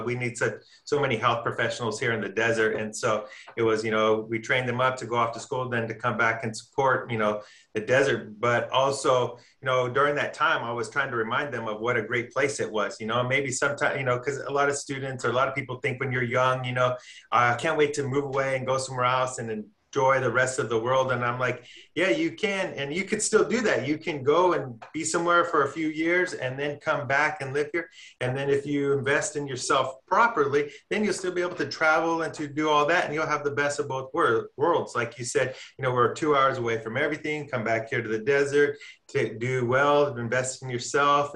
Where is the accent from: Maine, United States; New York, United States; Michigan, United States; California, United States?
California, United States; Watsonville; moved away as an adult; also born or lived in Sacramento, California / Las Vegas, Nevada; now in Palm Springs, United States; I'm from a town called Watsonville, California. It's in Santa Cruz County